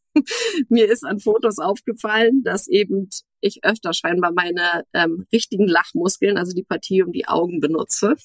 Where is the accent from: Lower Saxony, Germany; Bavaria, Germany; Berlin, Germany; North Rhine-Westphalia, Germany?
Berlin, Germany; in meiner Heimat Berlin